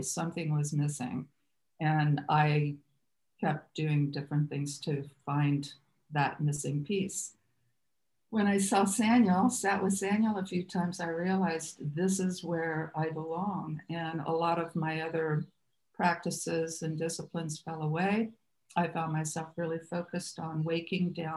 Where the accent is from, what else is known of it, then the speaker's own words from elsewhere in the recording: Muncie, Indiana, United States; moved away as an adult; also born or lived in California; I was raised Catholic in Muncie, Indiana, to a large family